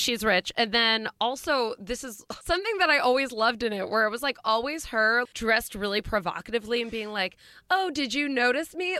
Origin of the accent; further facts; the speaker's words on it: Schenectady, New York, United States; I'm from Schenectady.